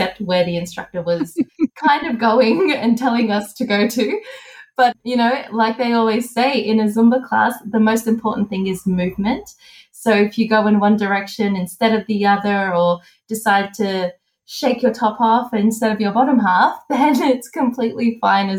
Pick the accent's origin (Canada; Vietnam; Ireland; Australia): Australia; I'm from Australia.